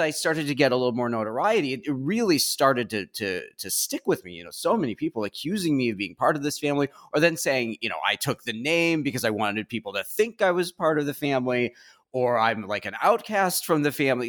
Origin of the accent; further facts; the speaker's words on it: Chicago suburbs, Illinois, United States; I grew up in the Chicago suburbs.